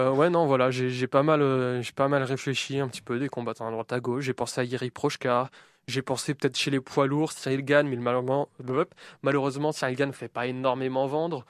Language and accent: French; France; nous en tant que Français